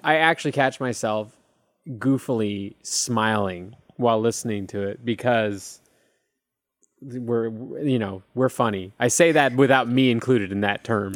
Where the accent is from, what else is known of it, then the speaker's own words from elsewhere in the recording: California, United States; moved away as an adult; now in Austin, United States; I grew up in California